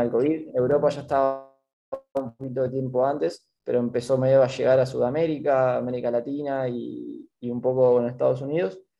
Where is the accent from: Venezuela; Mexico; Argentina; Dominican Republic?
Argentina; La Plata, Buenos Aires Province; moved away as an adult; now in Rio de Janeiro, Brazil; yo soy de La Plata